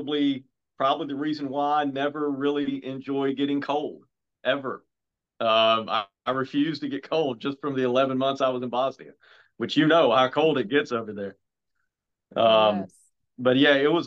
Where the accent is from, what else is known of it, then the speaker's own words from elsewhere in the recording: Bismarck, Arkansas, United States; I grew up in Bismarck, Arkansas, which is just south of Little Rock.